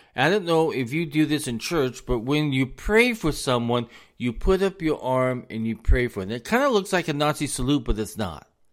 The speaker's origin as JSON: {"language": "English", "country": "United States", "said": "us as the American people"}